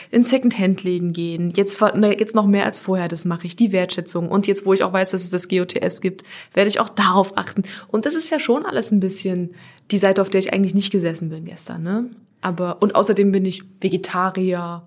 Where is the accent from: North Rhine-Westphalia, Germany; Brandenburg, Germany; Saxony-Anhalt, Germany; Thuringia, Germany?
Saxony-Anhalt, Germany; Halle; ich komme aus Halle